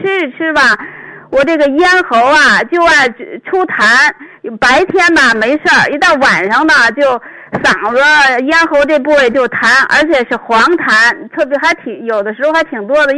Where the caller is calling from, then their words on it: Beijing, China; 哎，你好，徐老师，你好，我是北京的听众。